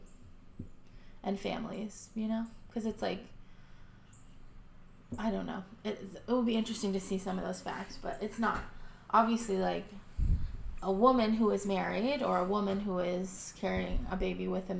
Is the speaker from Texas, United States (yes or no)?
yes; Texas, United States; growing up in Texas, attending a Baptist church